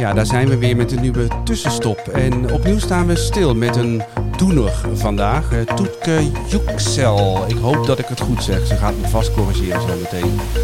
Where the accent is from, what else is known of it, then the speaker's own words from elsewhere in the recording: South Limburg, Netherlands; Ik ben zelf opgegroeid in Zuid-Limburg